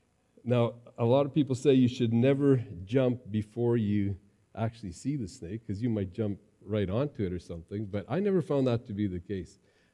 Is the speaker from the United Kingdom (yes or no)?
no; Mexico; also born or lived in Texas, United States; As an MK, growing up in Mexico and Texas, I came across a lot of snakes, a lot of rattlesnakes, and I got used to always watching for them.